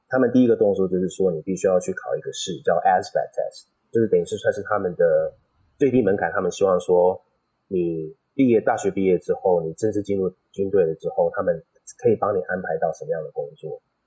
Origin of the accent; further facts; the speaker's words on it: California, United States; moved away as an adult; also born or lived in Los Angeles; now in Taiwan; 我本身就是在加州长大的